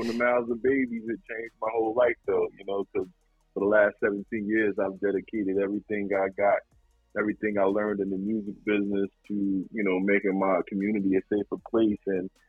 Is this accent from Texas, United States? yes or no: no; Newark, New Jersey, United States; Brick City all day, yes.